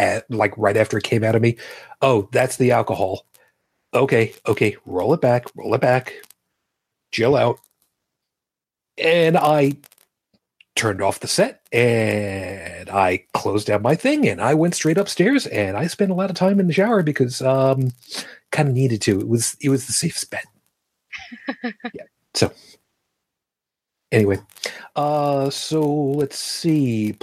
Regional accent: Brooklyn, New York, United States; It's my birthplace.

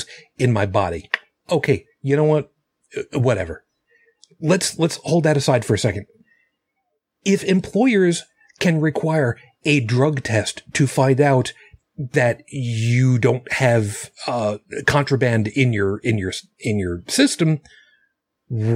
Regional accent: New York City, New York, United States; my hometown

